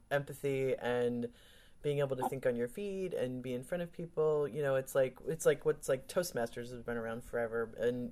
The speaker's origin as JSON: {"language": "English", "town": "Wheaton", "region": "Illinois", "country": "United States", "tie": "born or raised there", "said": "I grew up in the Midwest and went to high school in Wheaton"}